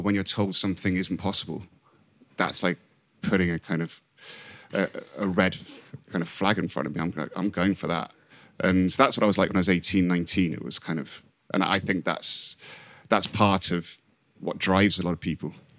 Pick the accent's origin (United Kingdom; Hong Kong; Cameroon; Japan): Hong Kong; moved away; I came from Hong Kong, so I didn't really have my home to go back